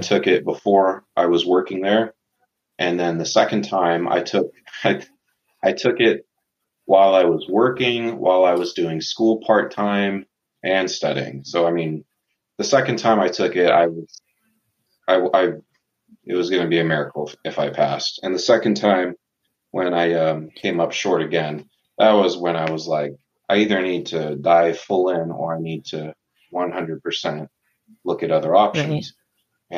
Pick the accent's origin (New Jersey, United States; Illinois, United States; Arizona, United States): Arizona, United States; Tucson; born and raised in Tucson, Arizona.